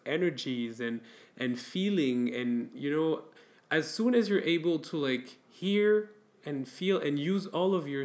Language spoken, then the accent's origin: English; France; now in Belgium; I grew up in France and I come from an Arabic and Middle Eastern ancestry